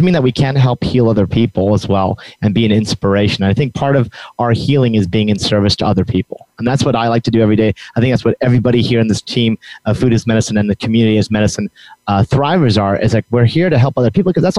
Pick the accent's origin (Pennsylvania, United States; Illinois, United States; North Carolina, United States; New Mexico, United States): New Mexico, United States; I'm from New Mexico